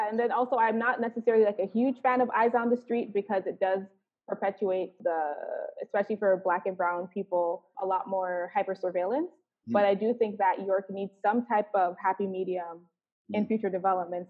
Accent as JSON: {"language": "English", "town": "Toronto", "region": "Ontario", "country": "Canada", "tie": "born or raised there", "said": "I grew up in a context that was, you know, probably stigmatized in terms of growing up in a social housing development"}